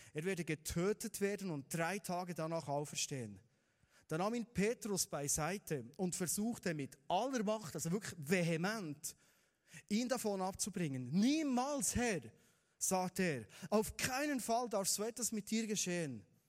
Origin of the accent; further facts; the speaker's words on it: Bernese Oberland, Switzerland; wir sind Berner Oberländer